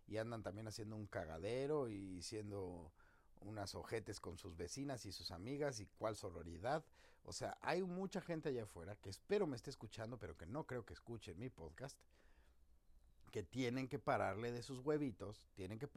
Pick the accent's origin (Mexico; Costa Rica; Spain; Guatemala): Mexico; Como mexicanos tenemos que empezar a ponernos pilas.